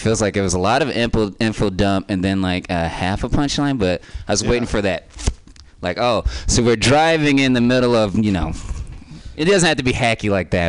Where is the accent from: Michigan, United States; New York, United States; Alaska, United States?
Michigan, United States; Detroit; I'm from Detroit